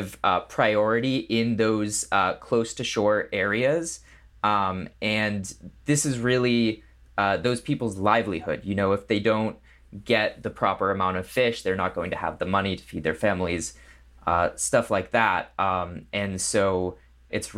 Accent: New England, United States; now in Los Angeles, United States; I grew up in New England, in the cold

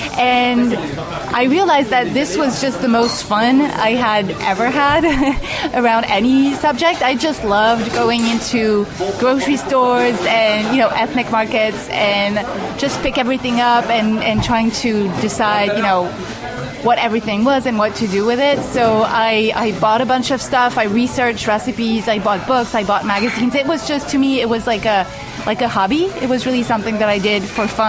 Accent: Paris, Île-de-France, France; moved away as an adult; also born or lived in California; I'm a French food writer. I was born and raised in Paris

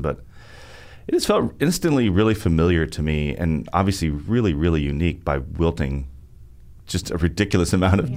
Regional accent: Arkansas, United States; also born or lived in New York City / Vermont; now in Nashville, United States; my home state right in half, which makes sense to me because Arkansas is kind of the tale of, of two states

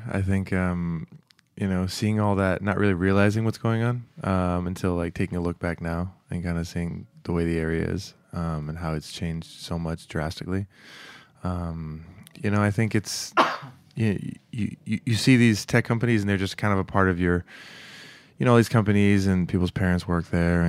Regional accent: California, United States; And then also growing up in the Bay Area, it's like such a, it's similar to New York in the sense it's just so rich ethnically.

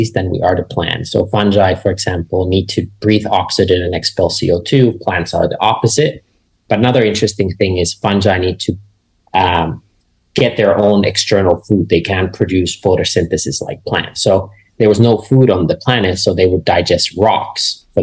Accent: Finland; I grew up in Finland, which is a small country in Northern Europe.

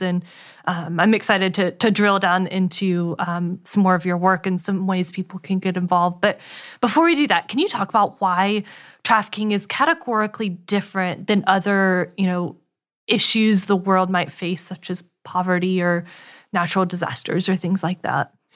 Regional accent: Winston-Salem, North Carolina, United States; I grew up in Winston Salem

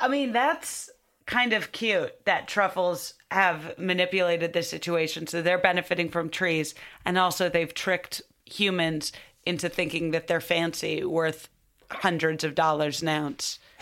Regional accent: Highland Park, Illinois, United States; I'm from Highland Park.

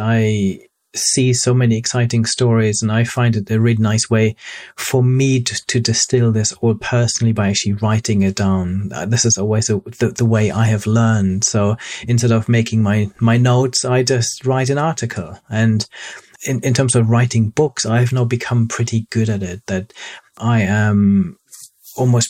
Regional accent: Hamburg, Germany; moved away as an adult; also born or lived in Cambridge, United Kingdom / north of London, United Kingdom; now in United Kingdom; I grew up near Hamburg, a beautiful city in the north of Germany.

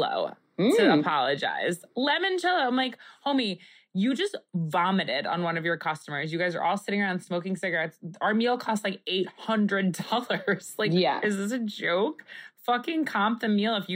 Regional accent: Long Island, New York, United States; where I grew up on Long Island

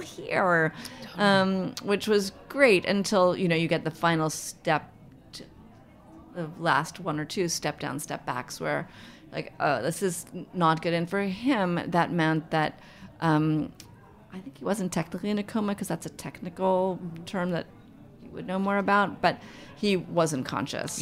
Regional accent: New York City, New York, United States; I grew up in Manhattan.

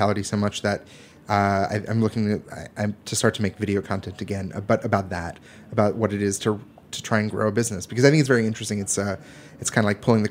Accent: East Coast, United States; growing up on the East Coast

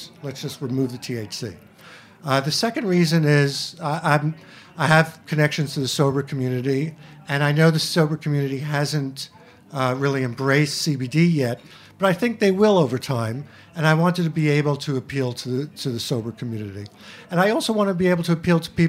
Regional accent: New York City, New York, United States; I'm from Queens

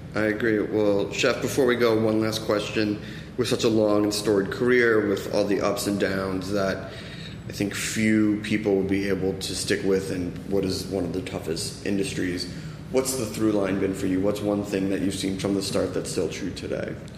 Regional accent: East Coast, United States; now in Los Angeles, United States; I'm from the East Coast.

